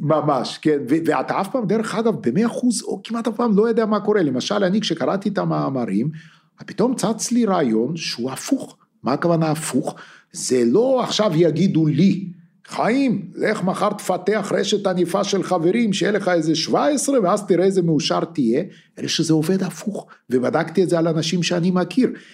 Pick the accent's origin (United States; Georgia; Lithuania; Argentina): Lithuania; also born or lived in Russia; now in Israel; אני ליטאי, אתה בטח יודע את זה, נולדתי בליטא